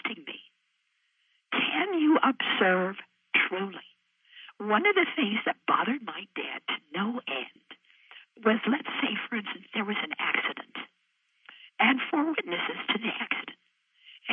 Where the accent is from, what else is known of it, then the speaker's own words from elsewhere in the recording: Idaho, United States; I'm a gal from Idaho. I'm a Westerner.